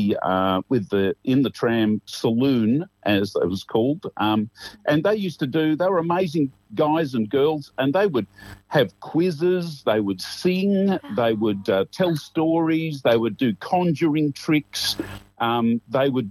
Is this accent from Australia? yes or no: yes; Camberwell, Victoria, Australia; I grew up in Camberwell, where I'm working at the moment